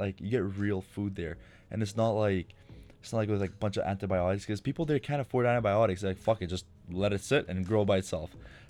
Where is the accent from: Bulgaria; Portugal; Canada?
Canada; we tell them, oh, no, we're Canadian.